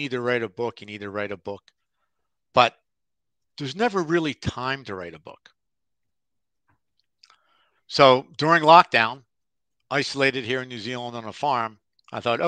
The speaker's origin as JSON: {"language": "English", "town": "Philadelphia", "region": "Pennsylvania", "country": "United States", "tie": "born or raised there", "said": "growing up in Philadelphia with the river"}